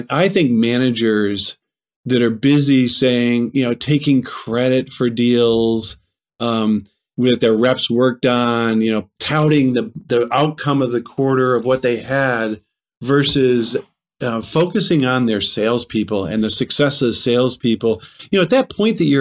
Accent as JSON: {"language": "English", "town": "Tucson", "region": "Arizona", "country": "United States", "tie": "born or raised there", "moved": "as an adult", "said": "I moved away from Tucson"}